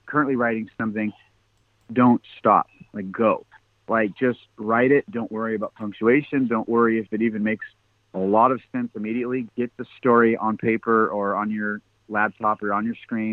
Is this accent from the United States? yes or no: yes; Washington, United States; I'm from Washington State